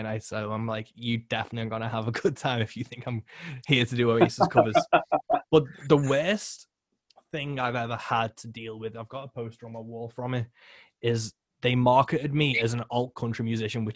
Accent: United Kingdom; I'm British

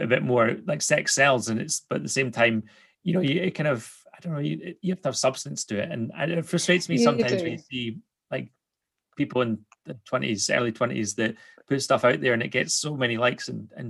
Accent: Scotland, United Kingdom; I'm Scottish.

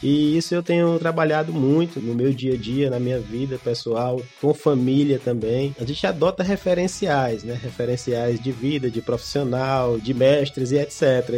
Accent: Teresina, Piauí, Brazil; Eu sou de Teresina desde que nasci

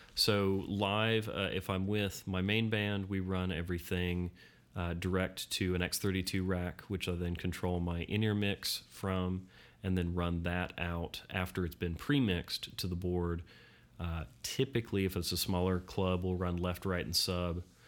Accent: Florida, United States; Florida, my home state

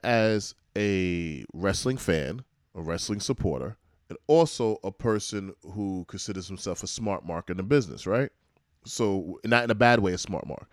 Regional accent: New York, United States; as a New Yorker

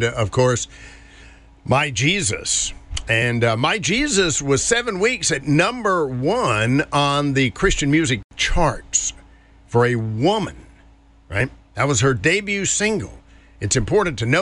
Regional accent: North Carolina, United States; When I was a kid growing up in North Carolina

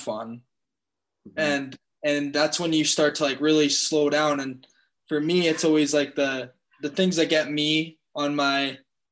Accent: Fort St. John, British Columbia, Canada; moved away; also born or lived in Vancouver / Calgary; I'm from Fort St. John.

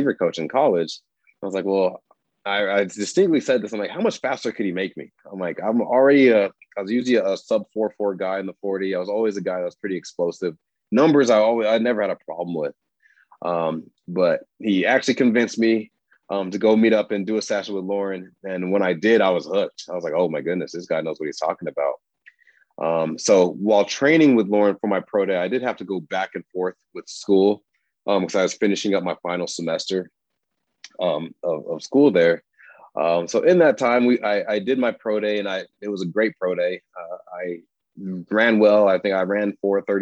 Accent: Aurora, Colorado, United States; moved away as an adult; also born or lived in Des Moines, Iowa / Washington; I grew up in Aurora, Colorado.

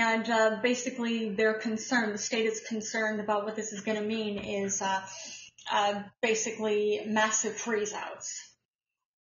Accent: Columbus, Ohio, United States; moved away; I was born in Columbus

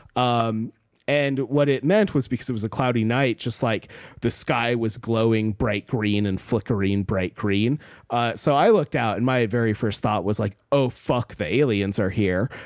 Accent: Alaska, United States; growing up in Alaska, I also lived through a bunch of natural disasters

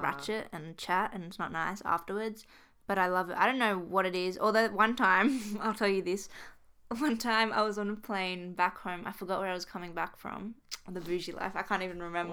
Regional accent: New South Wales, Australia; we're from New South Wales. We live in Sydney.

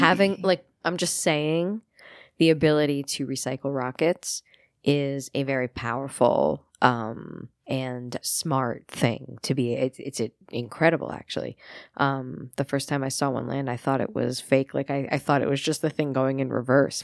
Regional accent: New York, United States; I am a New Yorker

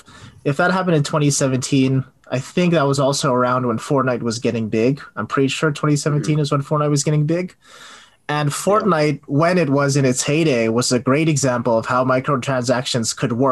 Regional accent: Canada; moved away; I grew up in Canada

